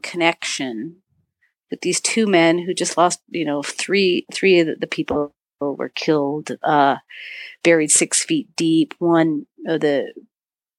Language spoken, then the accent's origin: English; Marquette, Michigan, United States; moved away as an adult; also born or lived in Crested Butte, Colorado / Montana; I'm back in my hometown as a keynote speaker 2 weeks ago, 3 weeks ago. And I'm on the stage speaking for a film festival, and I'm talking about my journey of, you know, how a young woman in this little town of Marquette, Michigan